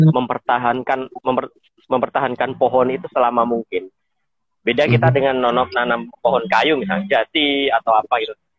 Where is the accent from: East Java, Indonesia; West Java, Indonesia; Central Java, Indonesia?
East Java, Indonesia; Blitar; moved away as an adult; now in South Kalimantan, Indonesia; saya dari Jawa Timur, dari Blitar